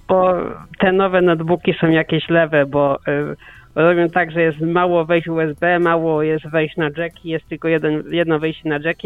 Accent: Poland; Mieszkam tyle lat w Polsce

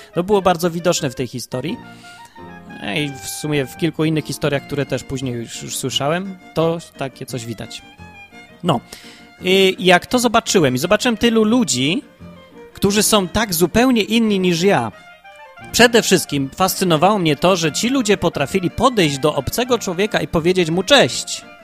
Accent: Kraków, Lesser Poland, Poland; najpierw się urodziłem w Krakowie

